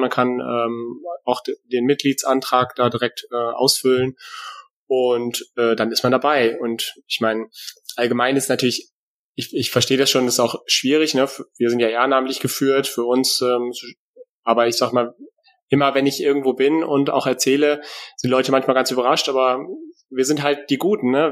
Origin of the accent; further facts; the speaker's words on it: Germany; now in Hesse, Germany; lebe hier im hessischen Exil, äh, weil eigentlich bin ich nämlich aus Friese